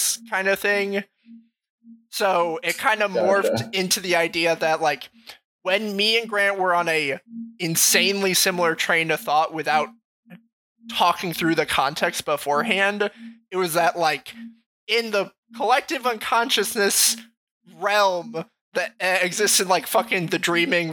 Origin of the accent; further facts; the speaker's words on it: Western Massachusetts, United States; I'm not from Eastern Mass, I'm from Western Mass.